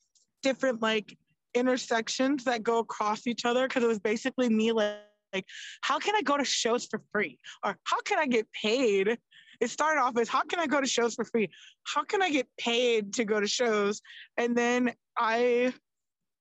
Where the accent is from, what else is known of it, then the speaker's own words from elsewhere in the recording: Florida, United States; now in North Las Vegas, United States; I grew up in Florida.